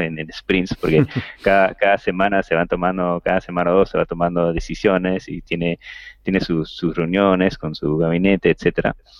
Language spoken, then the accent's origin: Spanish; Peru; como latinos o, o, peruanos